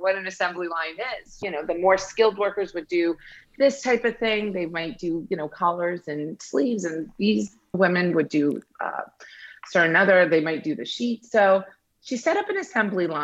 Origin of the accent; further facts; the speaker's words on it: United States; also born or lived in Iran; I immigrated to the US around the age of 7